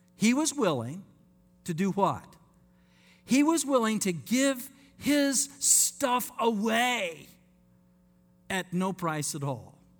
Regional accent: Layton, Utah, United States; moved away; I want to say to my Mormon friends where I grew up in Utah

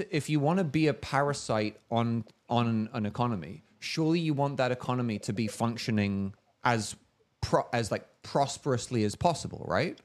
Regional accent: London, United Kingdom; now in United States; I was actually born in this country. Interestingly, but I grew up in London

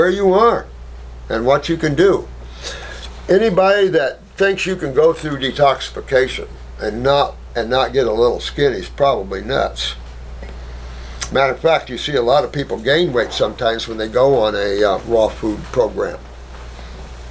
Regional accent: Indiana, United States; And I come from Indiana

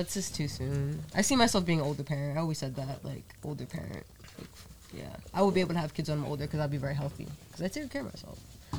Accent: Fall River, Massachusetts, United States; back home in Fall River because we have huge warehouses with nobody in them.

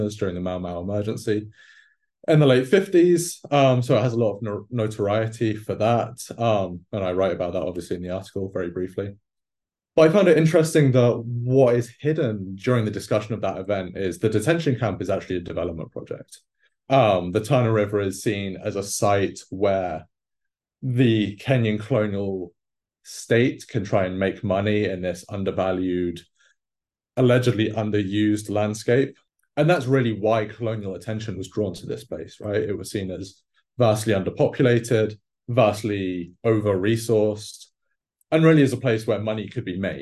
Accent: England, United Kingdom; moved away; growing up in England

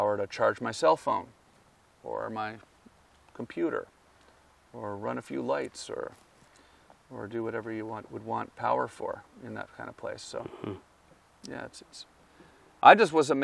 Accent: Ontario, Canada; moved away as an adult; also born or lived in Los Angeles; as a kid and growing up in Canada, my dad was military

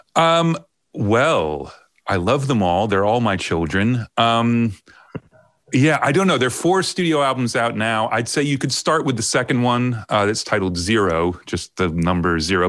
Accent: Long Island, New York, United States; moved away as an adult; also born or lived in Ohio / Miami / London; now in United Kingdom; i grew up on long island i was born in ohio then we moved to new york when i was um, i don't know 11 is that right? No, nine, something like that. So I grew up on Long Island uh, all the way through high school

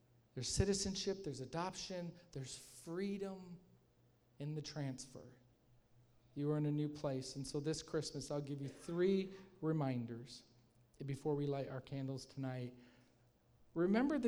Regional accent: Michigan, United States; I'm from Michigan

